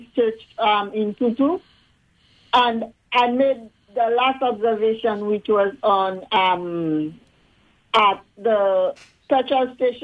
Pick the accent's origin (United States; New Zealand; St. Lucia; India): St. Lucia; Laborie; accent: Creole; now in U.S. Virgin Islands; I'm from St. Lucia